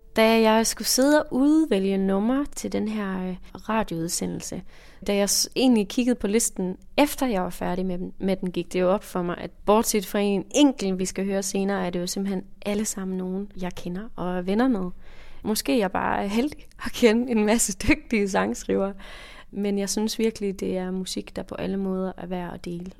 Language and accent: Danish; Jutland, Denmark; moved away as an adult; also born or lived in Aarhus; now in Copenhagen, Denmark; Jeg kommer fra Jylland, som man måske kan høre, og øh, flyttede så senere til København